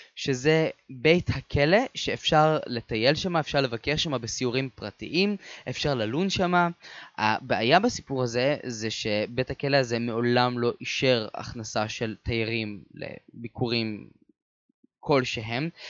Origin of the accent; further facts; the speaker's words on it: Israel; אני בתור ישראלי